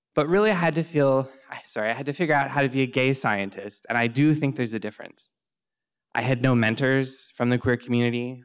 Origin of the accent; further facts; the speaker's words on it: Southern Ontario, Canada; I grew up in Southern Ontario in Canada.